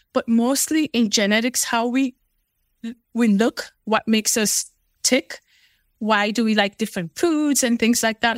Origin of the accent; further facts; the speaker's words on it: Sierra Leone; now in United States; I was born in Sierra Leone, West Africa. So, I am Fulani by, by nature